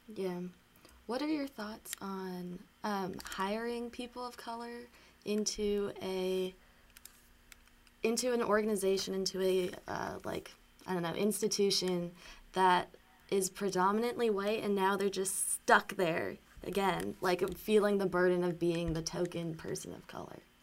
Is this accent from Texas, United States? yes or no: no; Atlanta, Georgia, United States; I'm from Atlanta proper